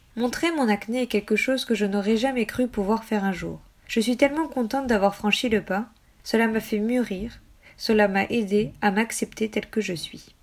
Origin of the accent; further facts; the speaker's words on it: United States; je suis américaine